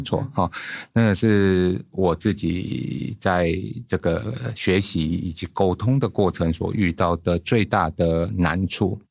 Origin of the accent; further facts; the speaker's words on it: Guishan, Taoyuan, Taiwan; 我来自桃园的龟山